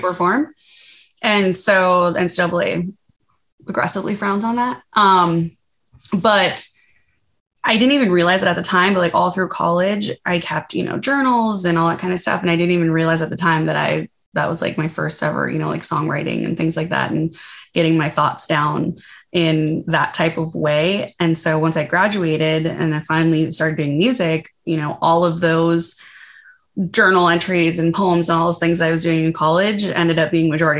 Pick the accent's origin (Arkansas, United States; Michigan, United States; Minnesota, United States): Minnesota, United States; I grew up in Minnesota